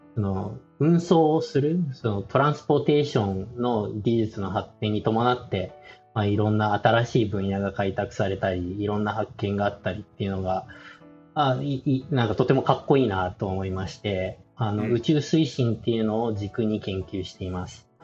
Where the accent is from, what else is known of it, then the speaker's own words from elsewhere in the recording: Yokohama, Kanagawa, Japan; moved away as an adult; also born or lived in Ohio, United States / Princeton, United States / Texas, United States; 生まれは横浜で、あの、小さい時3歳から8歳までは父親の会社の関係でアメリカのオハイオっていうところに住んでまして